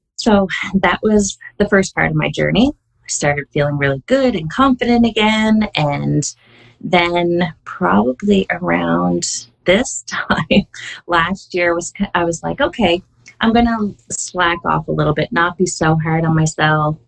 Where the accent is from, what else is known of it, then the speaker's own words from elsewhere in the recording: Canada; I am Canadian. I believe I'm still the only Canadian community coach